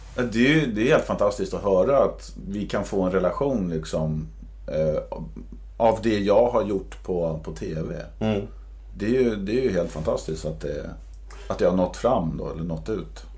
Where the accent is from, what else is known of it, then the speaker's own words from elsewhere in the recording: Södertälje, Stockholm County, Sweden; när jag växte upp i Södertälje